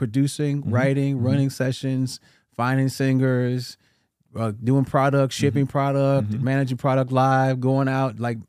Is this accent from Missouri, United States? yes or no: yes; St. Louis, Missouri, United States; Backstory with me, I grew up in St. Louis, Missouri. My father was a pastor, so I'm a PK, mm-hmm, Pentecostal church growing up in the inner city of St. Louis, Missouri.